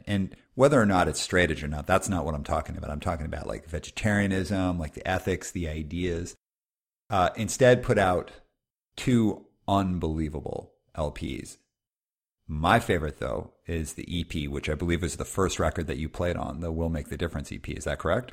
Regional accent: Calgary, Alberta, Canada; moved away; also born or lived in West Coast; even though I, I live on the West Coast, I grew up in Calgary

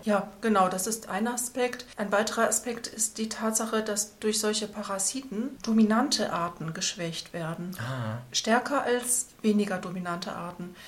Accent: Schwelm, North Rhine-Westphalia, Germany; moved away as an adult; also born or lived in Cologne / Auvergne / Tübingen; Ich komme aus Schwelm, das liegt bei Wuppertal

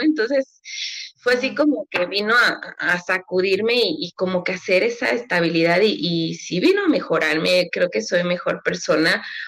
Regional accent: Mexico City, Mexico; also born or lived in Michoacán; yo nací en la Ciudad de México

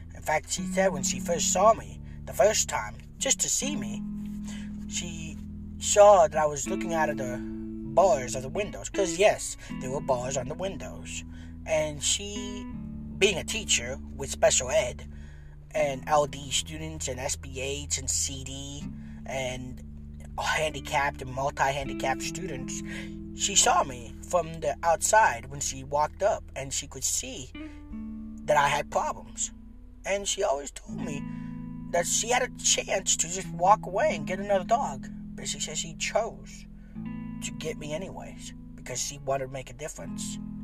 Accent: San Pedro Sula, Cortés, Honduras; moved away; also born or lived in Tegucigalpa; San Pedro Sula. That's my hometown, my birthplace

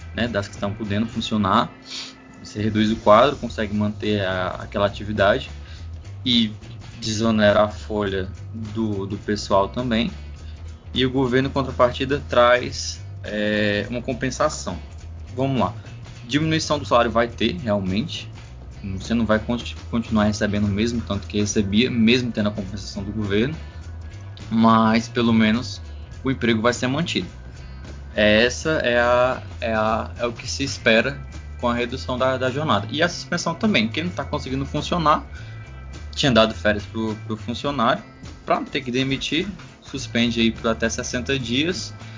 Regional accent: Ceará, Brazil; sou do Ceará

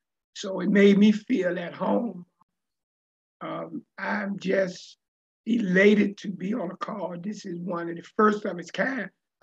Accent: Richmond, Virginia, United States; I grew up in the Richmond area as a kid, always wanted to make an impact in life and always wanted to make some money.

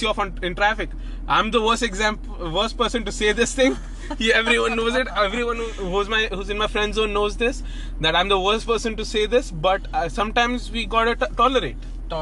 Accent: Pakistan; now in United Arab Emirates; I'm a Pakistani, okay?

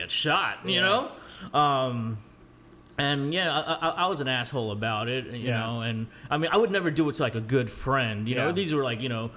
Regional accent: South Florida, United States; also born or lived in Manila, Philippines / Margate, Florida / Coconut Creek, Florida; I grew up in South Florida all my life

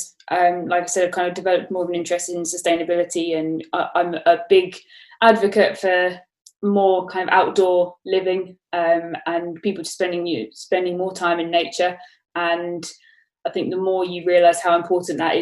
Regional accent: Brighton, South East England, United Kingdom; moved away as an adult; also born or lived in Australia; now in London, United Kingdom; I grew up in Brighton

